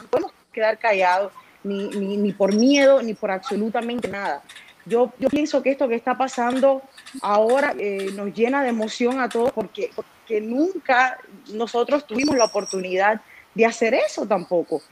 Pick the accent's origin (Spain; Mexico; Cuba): Cuba; moved away; siendo cubano